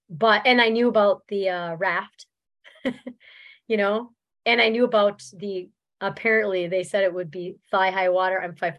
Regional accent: Minnesota, United States; one of my pacers go Minnesota, because we're all from Minnesota.

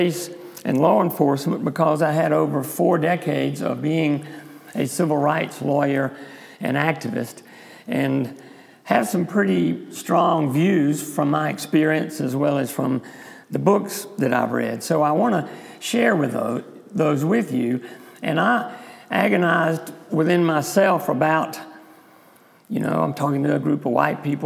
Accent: South Carolina, United States; accent: South Carolina; my South Carolina accent.

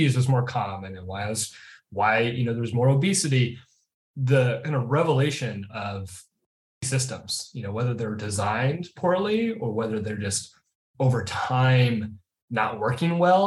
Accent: Portland, Oregon, United States; growing up in East Portland, you know, on Hawthorne in East Portland

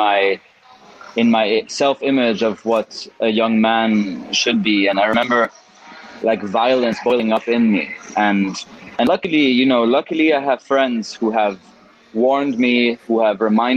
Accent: Mexico; also born or lived in Switzerland; growing up in Mexico

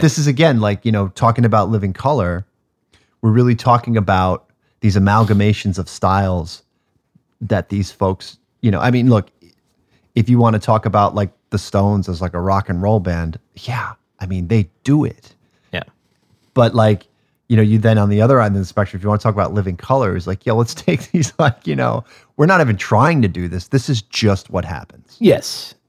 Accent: North Shore of Long Island, New York, United States; I'm a kid from the North Shore, of Long Island.

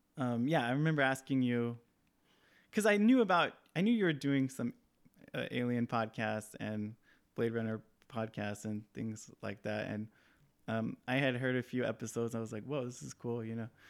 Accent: Hesperia, California, United States; in my hometown in the house that I grew up in, in, um, in the Mojave Desert in Southern California. Uh, there's a small town called Hesperia

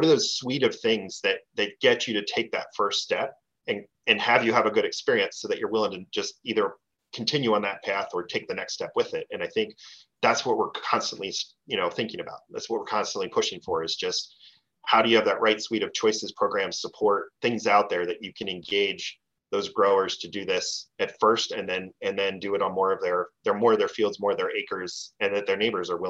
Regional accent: East Coast, United States; I grew up on the East Coast, right?

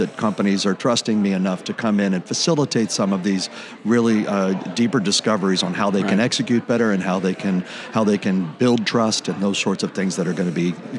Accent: Key West, Florida, United States; growing up in the Navy, growing up in Key West, but then growing up in the Navy

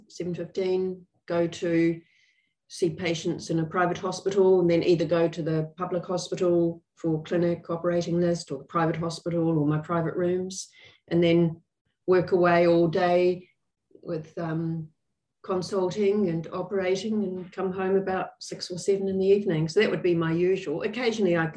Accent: Christchurch, Canterbury, New Zealand; I was born in Christchurch. My father was a GP in Riccarton

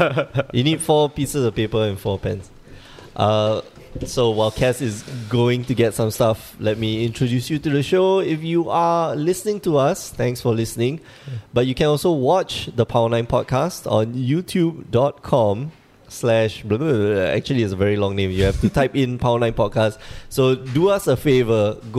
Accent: Singapore; So Dennis is a level 2 judge, and we're here from Singapore.

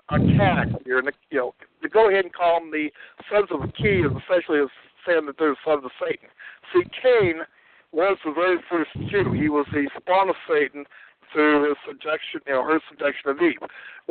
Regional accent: South Dakota, United States; And so essentially I was raised in Central South Dakota.

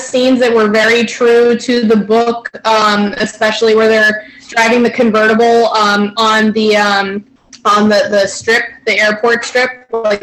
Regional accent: New England, United States; moved away; I'm originally from New England.

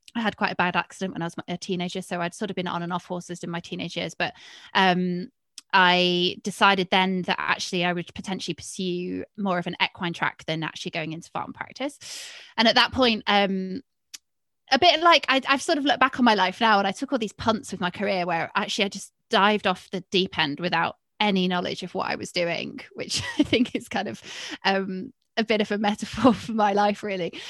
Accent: Cheshire, North West England, United Kingdom; also born or lived in Manchester / Edinburgh; I'm from Cheshire, so I'm from, like, a very strong dairy area

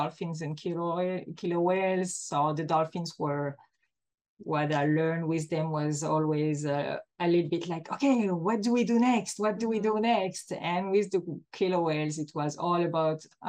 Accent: Belgium; moved away as an adult; now in Antibes, France; I began in Belgium as I'm a Belgian person

